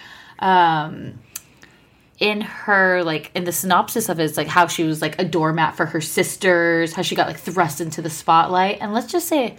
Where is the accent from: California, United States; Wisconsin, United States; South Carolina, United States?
California, United States; Orange County; I'm from Orange County